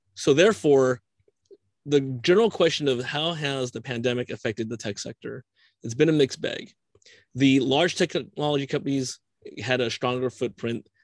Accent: California, United States; I'm a Californian

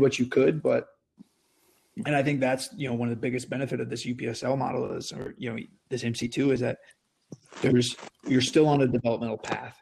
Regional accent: Adel, Iowa, United States; i'm originally from uh, the state of iowa uh, from actually a small town just outside of Des Moines, so the town of Adel, Iowa

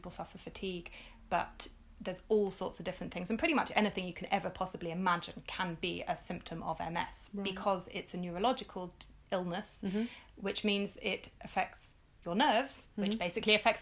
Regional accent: London, United Kingdom; I grew up in London in the 80s

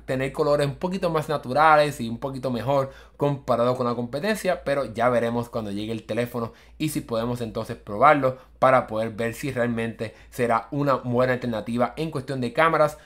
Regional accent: United States; yo soy de Estados Unidos

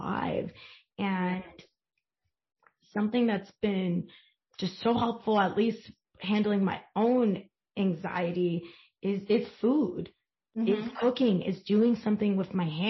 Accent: Long Island, New York, United States; you're from Long Island, as am

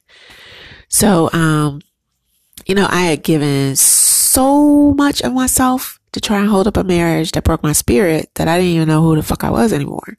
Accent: United States; as a Black American woman

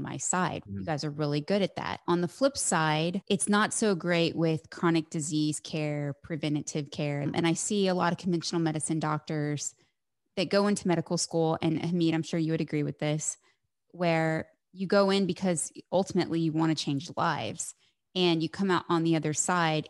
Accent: Midwest, United States; born or raised there; moved away

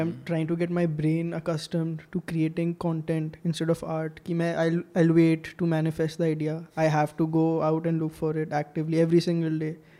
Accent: India; मैं तो इंडियन हूँ

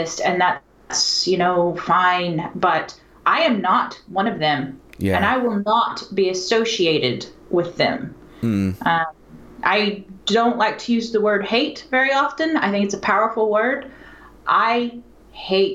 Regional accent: Texas, United States; I'm from Texas

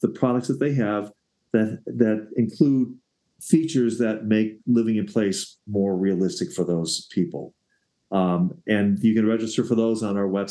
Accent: Evanston, Illinois, United States; now in Colorado, United States; I live in Evanston, Illinois, my hometown that I grew up in for years

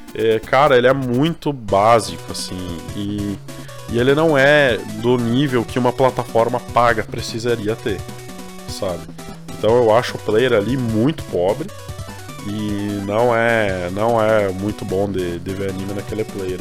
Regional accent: Brazil; a gente é brasileiro

